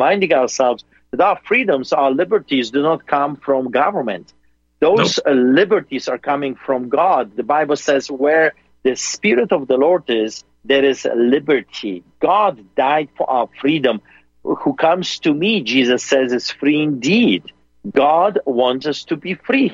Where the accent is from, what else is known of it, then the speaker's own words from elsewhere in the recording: Poland; now in Calgary, Canada; a Polish man like me